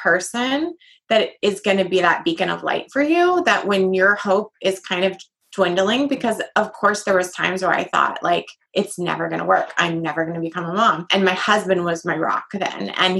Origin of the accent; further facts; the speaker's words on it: Ireland; a necklace that said faith in the first written language in Ireland, because I'm Irish.